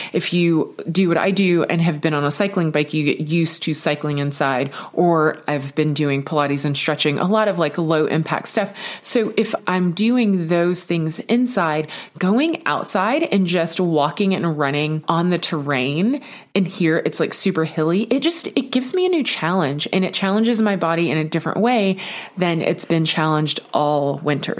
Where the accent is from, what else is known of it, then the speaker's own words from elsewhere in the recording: Texas, United States; I grew up in Texas